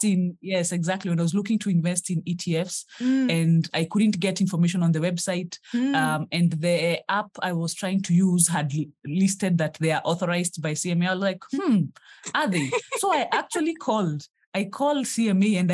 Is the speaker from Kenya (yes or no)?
yes; Kenya; I am a Kenyan who is on her journey to financial freedom.